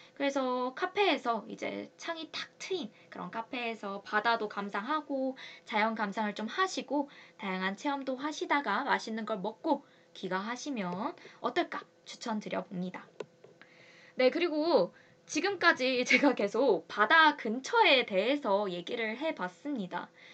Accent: Busan, South Korea; moved away; 제가 부산 여자이고

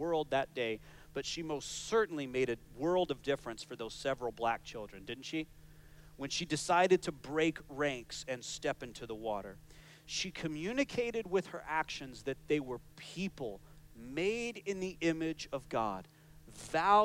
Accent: United States; moved away; my home country of the United States

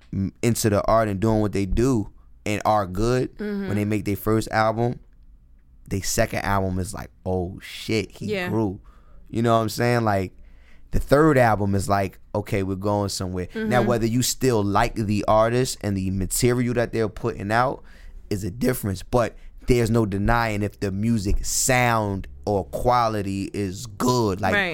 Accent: New York City, New York, United States; I'm going to walk you down the block, and this is a long New York City block. I'm from New York City

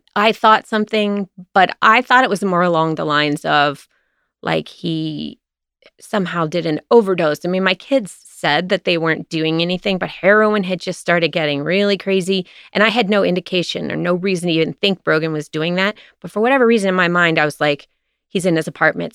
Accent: Cincinnati, Ohio, United States; also born or lived in Walnut Hills, Cincinnati / Atlanta; I grew up in, partially in Mount Lookout

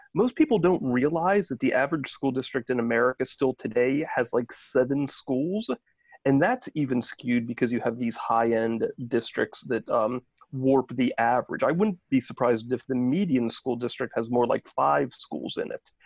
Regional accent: Maryland, United States; also born or lived in New Jersey; I grew up in Maryland and then we ended up moving back here

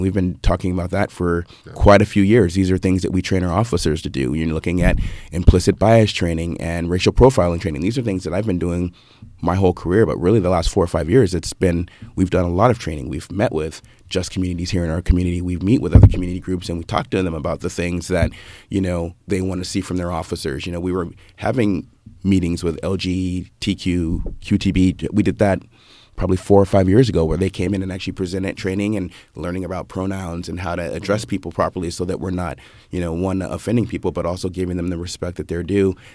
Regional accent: Santa Barbara, California, United States; I was born and raised in Santa Barbara

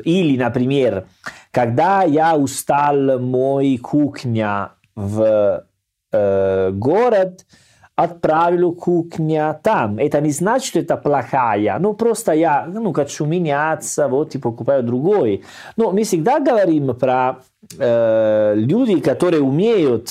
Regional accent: Salerno, Campania, Italy; Russian is a second language; moved away; Я из Салерно, у нас есть море

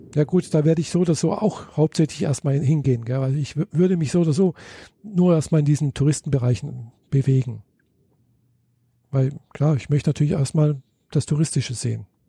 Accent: Germany; bei uns in Deutschland

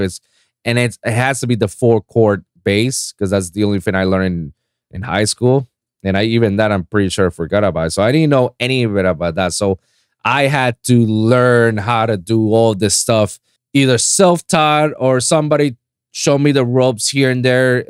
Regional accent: Puerto Rico; English is a second language; moved away as an adult; now in Florida, United States; I'm a fake Floridian too, you know, because I'm from Puerto Rico

